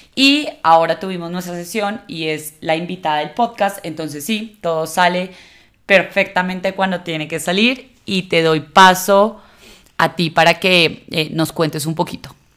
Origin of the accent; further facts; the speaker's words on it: Colombia; como una sociedad como la colombiana